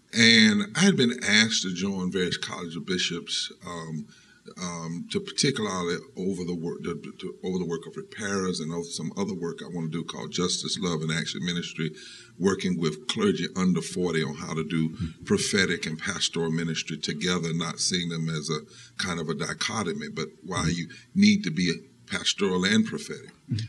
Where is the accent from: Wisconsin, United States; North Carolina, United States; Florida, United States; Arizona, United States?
North Carolina, United States; Eastern; we grew up in Eastern North Carolina.